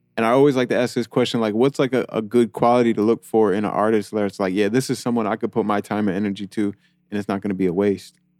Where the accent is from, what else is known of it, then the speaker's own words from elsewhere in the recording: New York, United States; now in Atlanta, United States; when I moved to Atlanta, 'cause I'm from New York